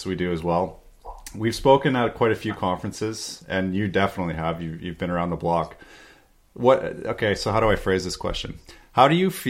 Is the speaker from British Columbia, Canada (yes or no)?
yes; British Columbia, Canada; I'm from British Columbia